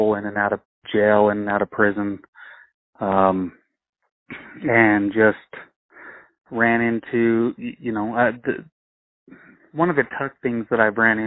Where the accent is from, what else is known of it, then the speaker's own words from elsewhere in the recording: Rock Springs, Wyoming, United States; also born or lived in Utah / Colorado; I grew up here between Rock Springs, Wyoming, and I've actually moved around a little bit as a child. I was born in Utah, moved to Colorado, then moved to Wyoming.